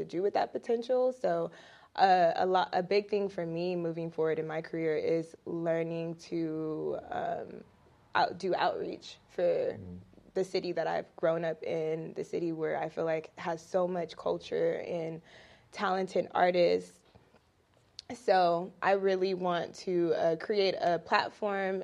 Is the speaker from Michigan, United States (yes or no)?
no; Riverside, California, United States; I am from Riverside, California. It's not too far from here.